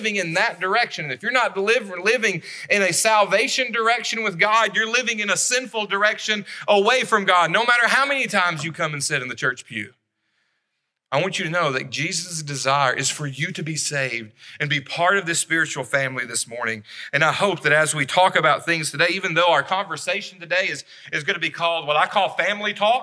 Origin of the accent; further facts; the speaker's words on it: Savannah, Tennessee, United States; also born or lived in Florence, Alabama; I was born in Florence. When I was 10 years old, we moved to Savannah, Tennessee